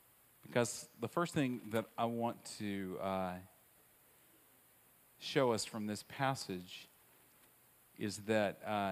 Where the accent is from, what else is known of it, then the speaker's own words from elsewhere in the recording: Southern United States, United States; But the one that I love the most, because I grew up in the South, is not this idea of blaming other people, because that wasn't nice in the South, and it wasn't numbing, because that's just not something you did.